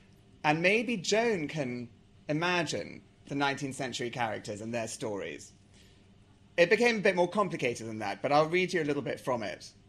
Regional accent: South Africa; And actually, although I sound English, I'm not English. I'm South African, and I can also talk like this to prove that to you.

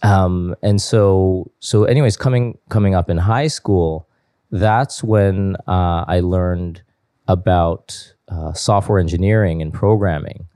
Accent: Toronto, Ontario, Canada; I was born and raised in Toronto.

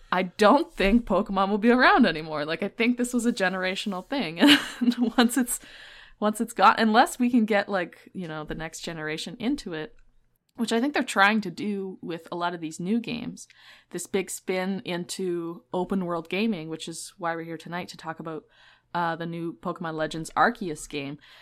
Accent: Canada; I'm Canadian, and in Canada, we have, like, scholastic book fairs

